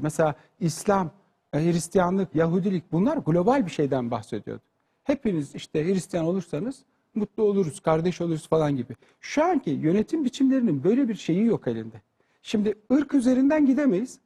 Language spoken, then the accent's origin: Turkish; Turkey; Biz Türk olarak